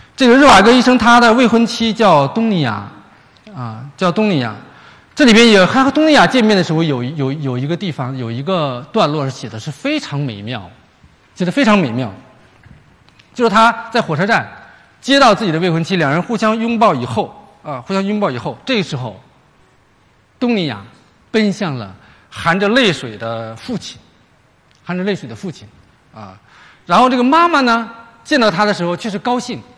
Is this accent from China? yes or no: yes; China; 我们中国人